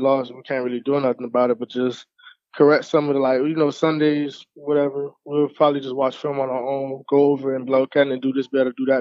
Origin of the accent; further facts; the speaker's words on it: Miami Gardens, Florida, United States; I grew up in Miami Gardens